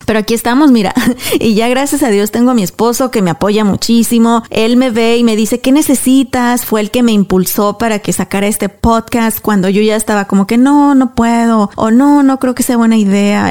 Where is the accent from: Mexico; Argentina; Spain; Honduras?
Mexico; Apaseo el Alto, Guanajuato; now in United States; éramos tan pobres, tan pobres allá en mi, en mi pueblo, en Apaso del Alto